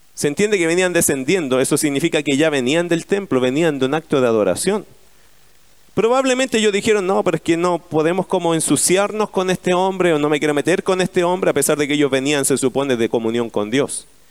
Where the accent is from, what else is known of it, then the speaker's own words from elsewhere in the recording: Chile; Como somos los chilenos